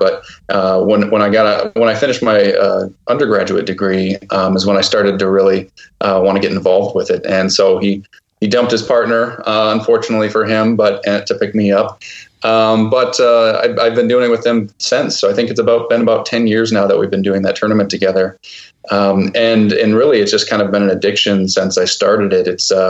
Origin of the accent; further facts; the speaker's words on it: Port Austin, Michigan, United States; I'm originally from Port Austin, Michigan, which is at the tip of the thumb, right on the lake.